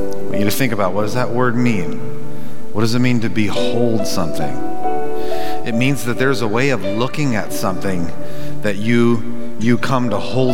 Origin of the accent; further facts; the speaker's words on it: Southern California, United States; growing up in Southern California